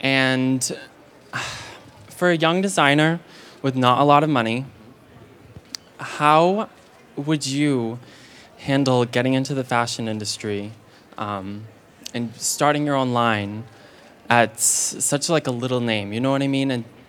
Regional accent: Maine, United States; I'm from Maine, mm-hmm. and I am a first year at Parsons.

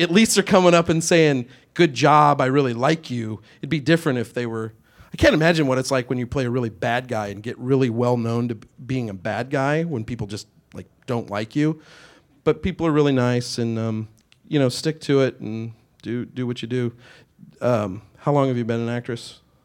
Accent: Kansas, United States; moved away as an adult; now in Los Angeles, United States; I'm from Kansas.

